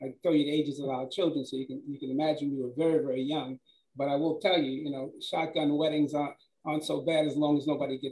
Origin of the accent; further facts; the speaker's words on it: New York City, New York, United States; growing up in New York City, I came from a home where my father wasn't really at home.